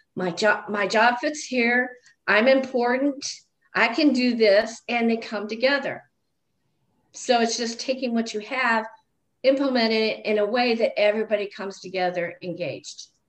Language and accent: English; Illinois, United States; now in Nebraska, United States; I'm from Illinois, so there was more diversity there than there is in Nebraska